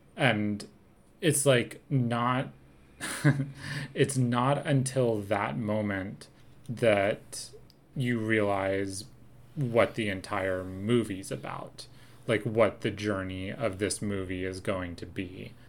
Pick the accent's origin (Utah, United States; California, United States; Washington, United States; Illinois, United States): Washington, United States; Seattle; also born or lived in New York / New Jersey; now in New York/New Jersey, United States; I grew up in Seattle and now we live in New York, New Jersey